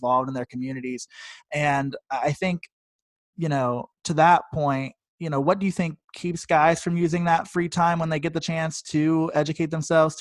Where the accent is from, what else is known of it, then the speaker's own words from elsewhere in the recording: Columbus, Ohio, United States; I'm from Columbus, Ohio.